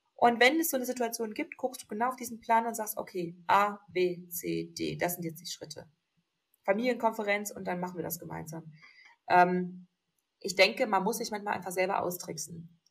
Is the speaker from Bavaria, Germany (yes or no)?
no; Ruhr area, North Rhine-Westphalia, Germany; now in Augsburg, Germany; ich bin ja auch aus dem Ruhrgebiet